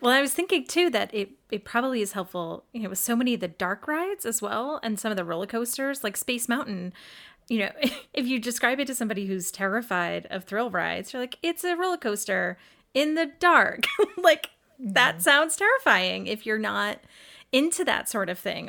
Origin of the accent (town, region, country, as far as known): Massachusetts, United States